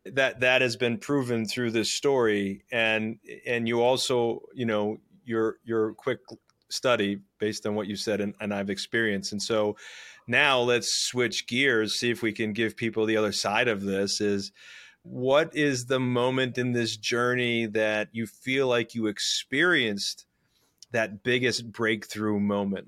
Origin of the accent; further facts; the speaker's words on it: Scranton, Pennsylvania, United States; I was raised in Scranton, Pennsylvania